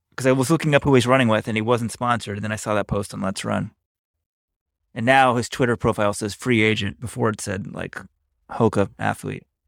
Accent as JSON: {"language": "English", "region": "Texas", "country": "United States", "said": "we're both from Texas"}